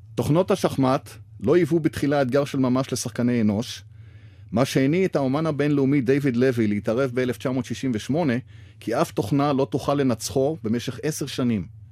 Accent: Haifa, Haifa District, Israel; בעיר הולדתי חיפה

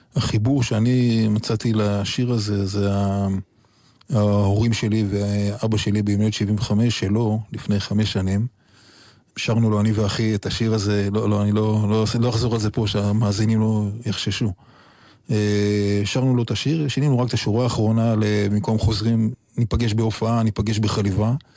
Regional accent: Yotvata, Southern District, Israel; also born or lived in La Jolla, San Diego, United States; באמת שם גדלתי. ארץ נוף מולדתי זה יוטבתא והערבה, ולא להויה, ששם באמת הגחתי לאוויר העולם

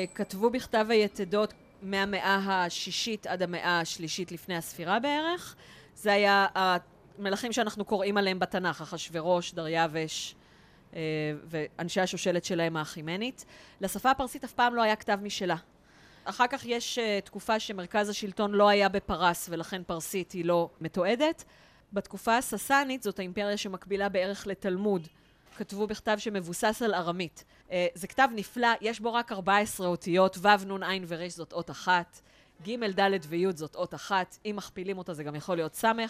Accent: Israel

